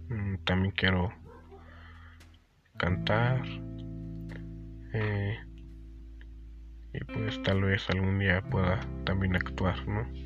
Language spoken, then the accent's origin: Spanish; State of Mexico, Mexico; soy de el Estado de México, de México, y tengo 16 años